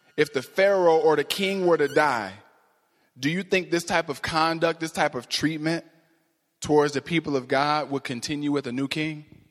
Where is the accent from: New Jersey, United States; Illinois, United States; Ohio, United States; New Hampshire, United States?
Ohio, United States; Cleveland; moved away; I'm from Cleveland originally